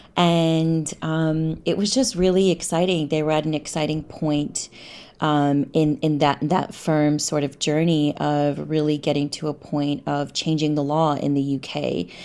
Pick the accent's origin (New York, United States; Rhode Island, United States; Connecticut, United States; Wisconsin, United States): New York, United States; moved away as an adult; also born or lived in London / Cairo, Egypt; I grew up in New York